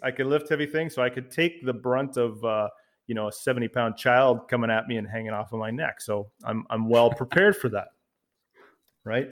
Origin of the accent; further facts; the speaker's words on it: Canada; also born or lived in Ottawa, Ontario; I'm the Canadian part of the podcast duo